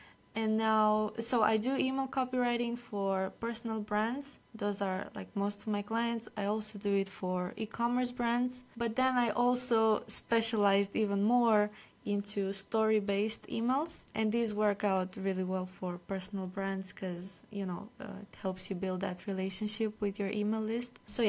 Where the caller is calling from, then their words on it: Romania; I'm calling from Romania.